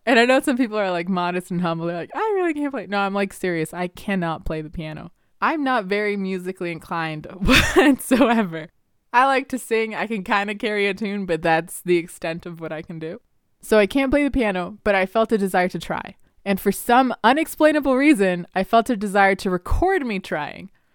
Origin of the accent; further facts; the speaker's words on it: Canada; English is a second language; I literally was six years old and we had gotten to Canada and I was sitting in the ESL room